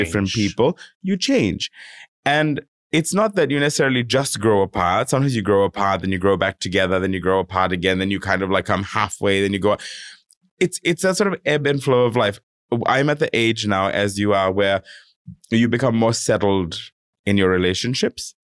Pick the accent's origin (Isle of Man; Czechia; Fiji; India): Fiji; now in Sydney, Australia; I come from Fiji. I, I you know I grew up there